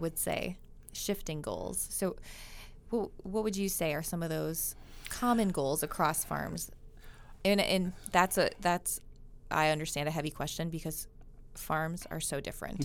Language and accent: English; Minnesota, United States; moved away; I grew up in Minnesota